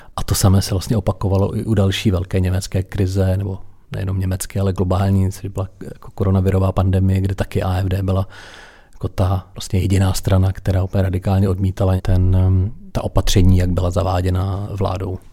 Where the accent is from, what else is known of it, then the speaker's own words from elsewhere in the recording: Czechia; jako rodilý Krušnohorec